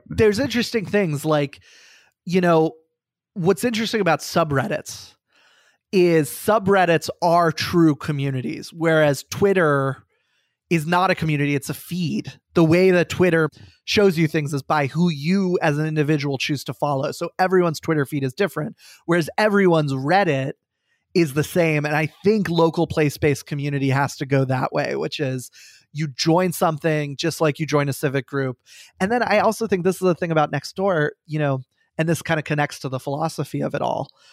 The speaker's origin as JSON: {"language": "English", "town": "Falls Church", "region": "Virginia", "country": "United States", "tie": "born or raised there", "said": "I am from Falls Church, Virginia. I am coming to you live right now from Falls Church, Virginia. I grew up there."}